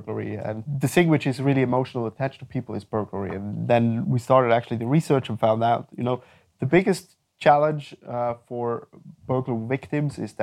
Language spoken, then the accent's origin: English; Winterthur, Zurich, Switzerland; also born or lived in Ireland / China; I was born in Winterthur and raised there.